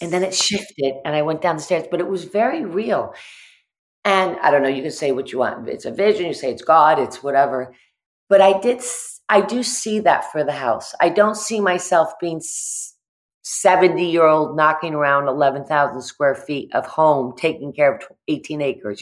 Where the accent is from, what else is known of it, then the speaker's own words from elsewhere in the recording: the Berkshires, Massachusetts, United States; I grew up in the Berkshires